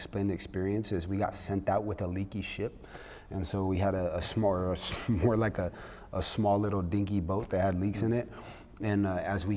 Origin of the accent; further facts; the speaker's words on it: Los Angeles, California, United States; I'm from Los Angeles, California